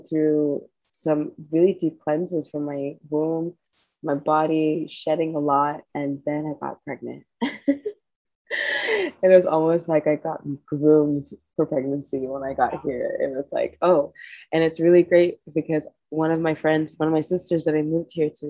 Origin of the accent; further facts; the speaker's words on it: Kenya; now in Costa Rica; I am a Kenyan woman living in the tropics of Costa Rica in the Caribbean.